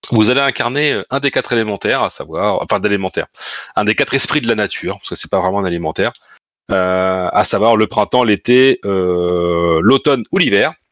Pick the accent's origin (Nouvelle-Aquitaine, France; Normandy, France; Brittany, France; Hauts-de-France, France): Normandy, France; On est normand